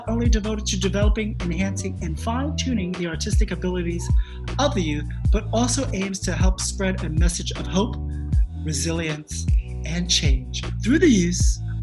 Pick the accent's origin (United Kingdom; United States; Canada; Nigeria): United States; New York City, New York; I too was raised out in Brooklyn a decade before you